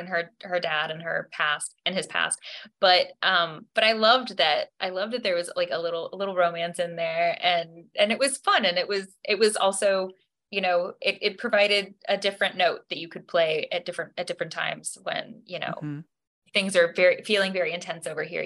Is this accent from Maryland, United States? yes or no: no; Alaska, United States; also born or lived in Hawaii; I'm from Alaska, but my family's from Hawaii, and we celebrate a lot of our Christmases there